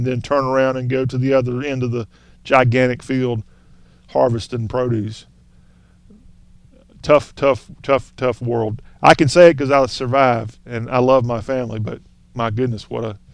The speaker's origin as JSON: {"language": "English", "region": "the South", "country": "United States"}